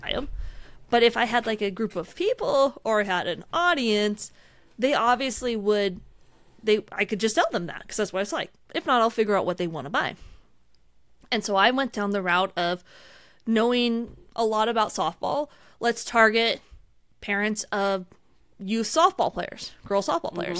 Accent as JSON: {"language": "English", "area": "outside Seattle", "region": "Washington", "country": "United States", "tie": "born or raised there", "said": "I grew up outside Seattle"}